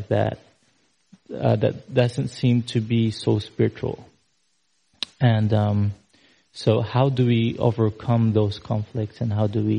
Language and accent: English; Philippines; I'm from the Philippines. I'm here visiting for several months